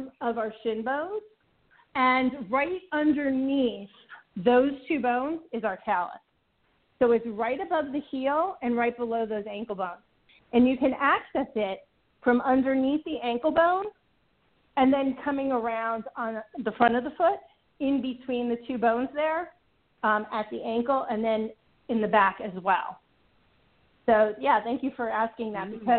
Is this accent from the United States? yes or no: yes; New York, United States; moved away; also born or lived in Ithaca, New York; I'm originally from New York. In fact, I used to own a property in Syracuse.